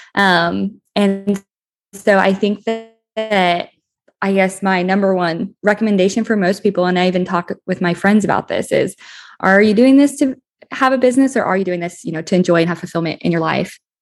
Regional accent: Colorado, United States; moved away as an adult; also born or lived in Texas; I grew up in Skylar, Colorado, a small agricultural town in southeastern Co-, Colorado

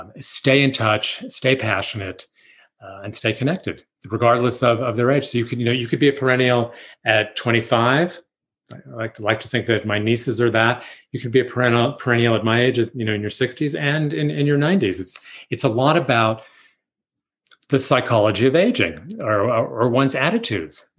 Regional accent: New York City, New York, United States; And I grew up in Manhattan

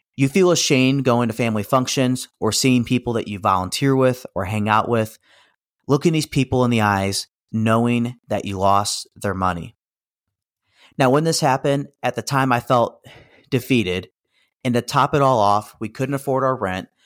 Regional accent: St. Louis, Missouri, United States; also born or lived in Kansas City; I was born and raised in the Saint Louis region

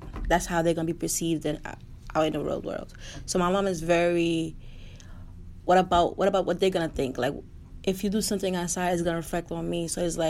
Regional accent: New York, United States; also born or lived in Haiti; I was born in Haiti, but I'm raised in New York.

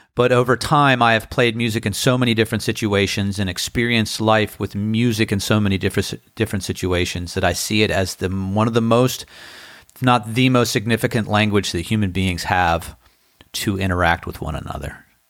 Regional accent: Annapolis, Maryland, United States; now in Outer Banks, United States; It's my hometown.

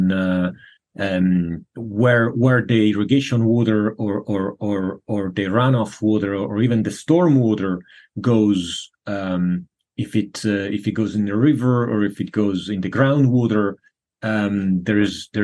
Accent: Florence, Tuscany, Italy; now in San Diego, United States; I grew up in Florence, Italy

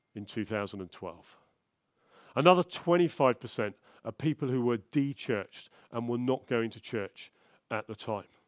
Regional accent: London, United Kingdom; moved away; I'm from South London originally.

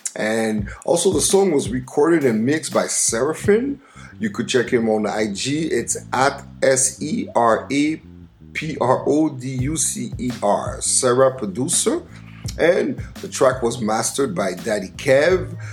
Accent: Montreal, Quebec, Canada; my hometown of Montreal, Canada

